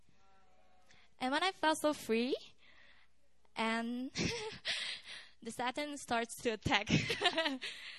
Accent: Malaysia; English is a second language; moved away as an adult; now in Korea; from Malaysia

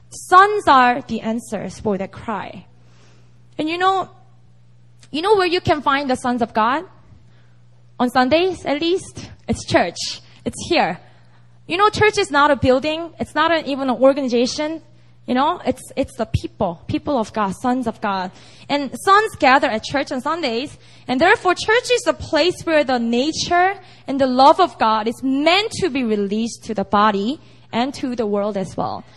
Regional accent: Busan, South Korea; now in Seoul, South Korea; I actually have a lot of non-believing friends and family members in Busan, which is my hometown

